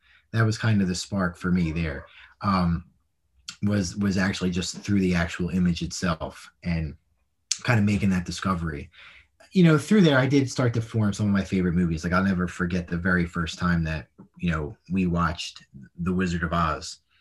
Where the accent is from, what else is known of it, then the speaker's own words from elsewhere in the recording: Philadelphia, Pennsylvania, United States; I grew up in Northeast Philly, so row home was very close proximity to each other